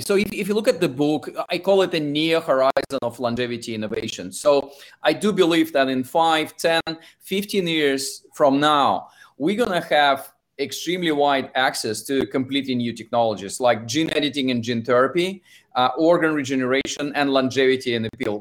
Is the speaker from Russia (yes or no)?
yes; Russia; English is a second language; now in London, United Kingdom; if you can tell from my accent, I'm originally from Russia and spend most of my time in London